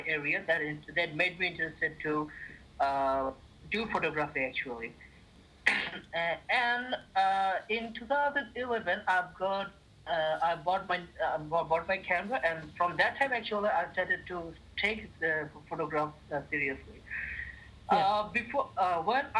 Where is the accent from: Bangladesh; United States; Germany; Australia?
Bangladesh; Chittagong, Chittagong Division; moved away as an adult; now in Dhaka, Bangladesh; Chittagong is my hometown